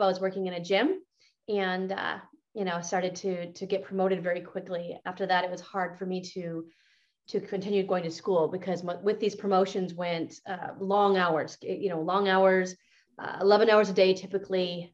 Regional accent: Montana, United States; also born or lived in California; growing up in Montana. I was very poor.

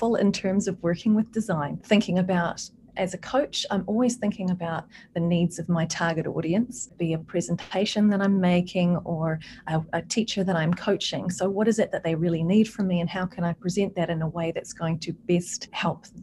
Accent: New Zealand; moved away; I'm originally from New Zealand

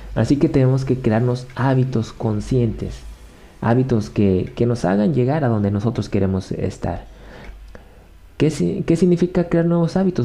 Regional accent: Mexico; Yo soy mexicano, te estoy hablando desde México.

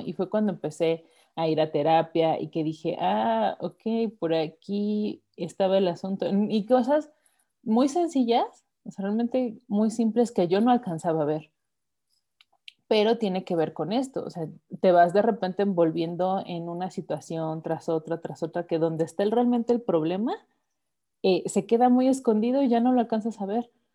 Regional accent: Mexico; Yo te puedo hablar como mujer mexicana

